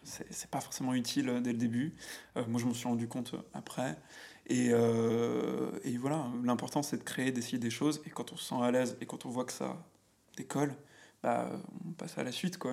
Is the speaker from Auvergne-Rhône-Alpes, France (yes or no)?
yes; Auvergne-Rhône-Alpes, France; moved away as an adult; now in Paris, France; je suis auvergnat. Ok. Donc, tu vois, j'habitais dans une. Enfin, j'ai grandi dans une, un petit bled qui s'appelle Domera, mhm. à quoi Une heure de, de Clermont-Ferrand